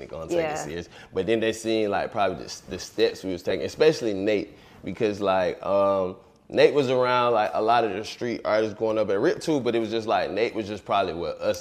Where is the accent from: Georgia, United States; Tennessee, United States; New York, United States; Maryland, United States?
Georgia, United States; Atlanta; The East Side is really where I grew up, East Atlanta and stuff, but it's like, I'm really from everywhere in Atlanta.